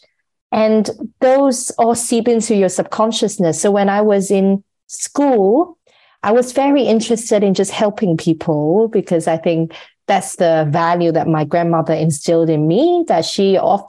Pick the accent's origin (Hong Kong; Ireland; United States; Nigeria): Hong Kong; I'm born and raised in Hong Kong